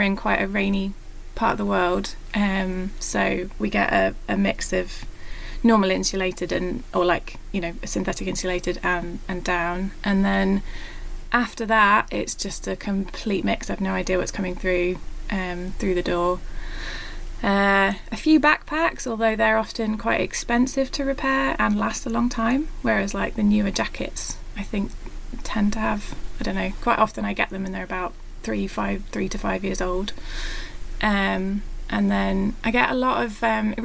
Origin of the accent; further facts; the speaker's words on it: Scotland, United Kingdom; also born or lived in North Wales; now in Wales, United Kingdom; I am actually in Wales and I'm Scottish